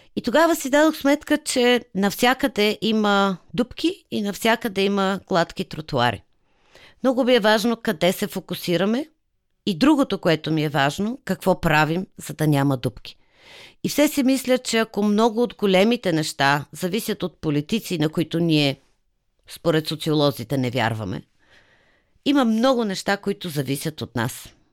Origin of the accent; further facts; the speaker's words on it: Sofia, Sofia City, Bulgaria; моя роден град